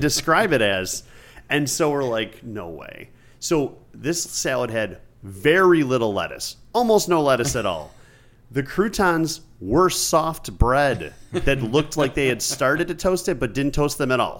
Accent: Buffalo, New York, United States; I'm from Buffalo, like Andy

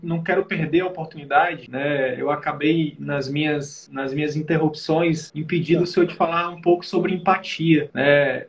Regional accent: Piauí, Brazil; eu sou do Nordeste, tá, professor? Eu sou do Piauí

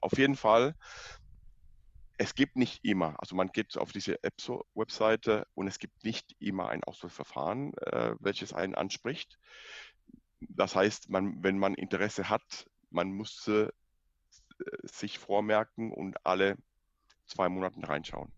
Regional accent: Cuba; German is a second language; moved away as an adult; also born or lived in Dresden; ich bin in Kuba geboren, aufgewachsen, Abitur in Kuba gemacht.

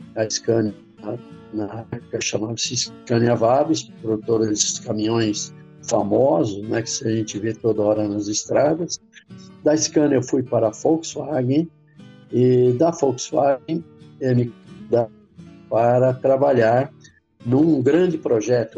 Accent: São Caetano do Sul, São Paulo, Brazil; Meu avô, um, um tio e um primo trabalhavam é, num cinema em São Caetano do Sul, aqui na região do ABC, onde eu nasci

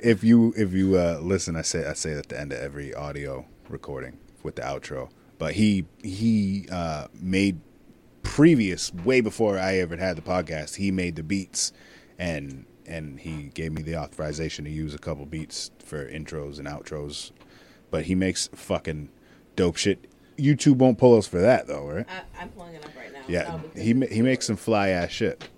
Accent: Connecticut, United States; I was living in Connecticut. I was born in Connecticut

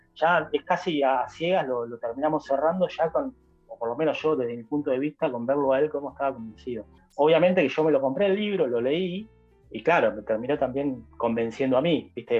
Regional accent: Buenos Aires, Argentina; nosotros somos de Capital

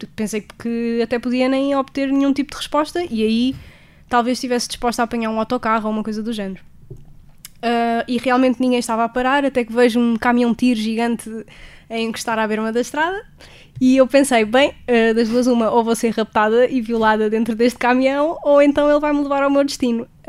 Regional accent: Portugal; sou de Portugal

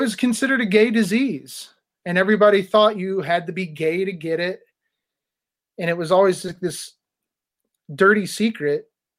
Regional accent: Indiana, United States; growing up in Indiana

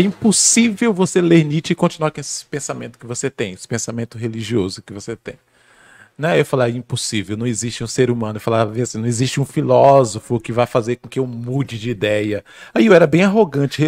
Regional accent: near Teixeira de Freitas, Bahia, Brazil; Eu sou da Bahia, do interior, uhum. é, para quem não conhece, sou baiano, é, sou de uma cidadezinha bem próxima à cidade de Teixeira de Freitas.

